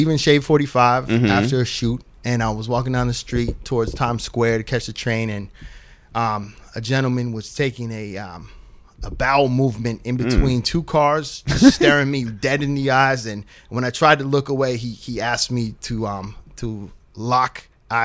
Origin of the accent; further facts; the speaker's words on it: Keene, New Hampshire, United States; also born or lived in New York City / San Francisco Bay Area; now in Los Angeles, United States; I'm from the southwest corner, small town named Keene, Kwene